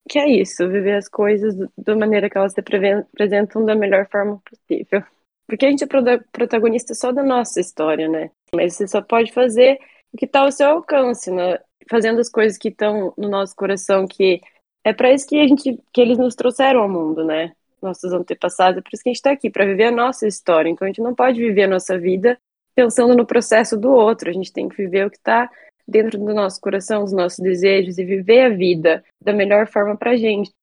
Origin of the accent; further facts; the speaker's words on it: Cascavel, Paraná, Brazil; moved away as an adult; also born or lived in Stockholm, Sweden; Eu sou de Cascavel, Paraná, aqui no Brasil, nascida e criada.